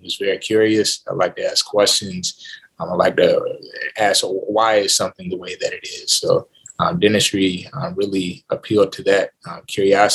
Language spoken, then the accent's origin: English; Accokeek, Maryland, United States; moved away; I'm originally from Accokeek, Maryland, which is a city right outside of Washington, D.C.